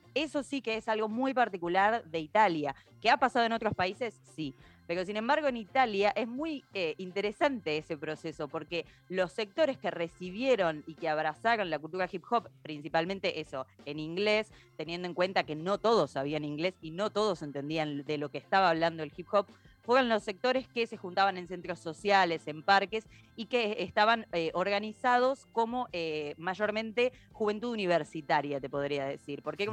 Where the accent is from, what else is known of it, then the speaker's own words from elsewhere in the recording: Argentina; nosotros como argentinos